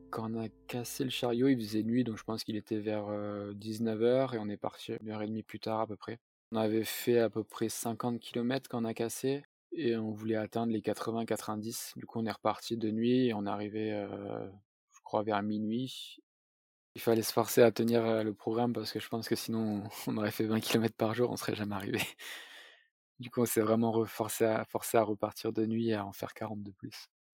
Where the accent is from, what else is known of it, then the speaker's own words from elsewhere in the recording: south-east France, France; je suis originaire du sud-est de la France